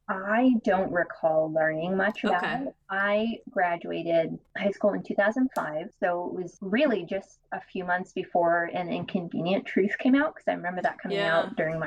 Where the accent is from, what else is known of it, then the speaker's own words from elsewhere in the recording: Florida, United States; I would recommend, growing up in Florida, we always were cautious to never touch the fireworms.